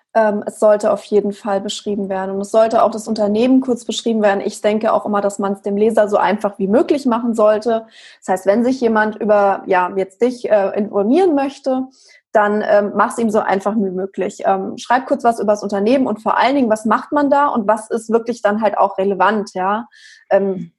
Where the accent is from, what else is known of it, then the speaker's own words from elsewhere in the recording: Frankfurt, Hesse, Germany; ich komme aus Frankfurt